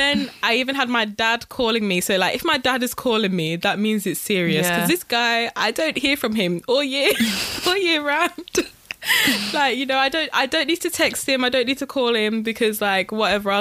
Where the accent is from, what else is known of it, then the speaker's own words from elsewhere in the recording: Wolverhampton, West Midlands, United Kingdom; also born or lived in West London; now in London, United Kingdom; I'm originally from Wolverhampton. So I live in West London